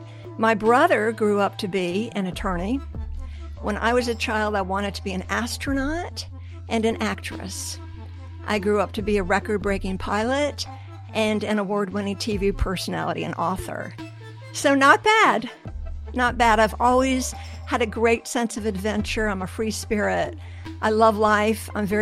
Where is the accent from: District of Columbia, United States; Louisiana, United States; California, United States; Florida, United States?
District of Columbia, United States; Washington; So I grew up in Washington, D.C.